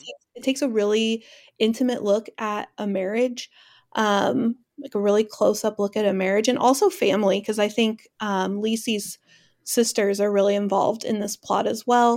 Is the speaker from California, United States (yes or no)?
yes; California, United States; now in Washington, United States; I live in Washington, they live in my hometown of California, in California